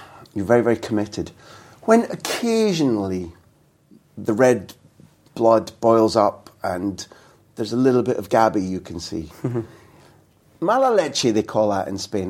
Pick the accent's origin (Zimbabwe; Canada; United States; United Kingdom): United Kingdom; Scotland; I'm Scottish